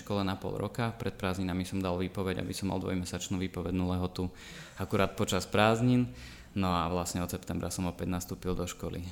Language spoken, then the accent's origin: Slovak; Banská Štiavnica, Banská Bystrica Region, Slovakia; miestnym kameramanom u nás v Banskej Štiavnici, ktorý ma začal brávať na stužkové a svadby, kde som sa zaučal, to už bolo na konci základnej školy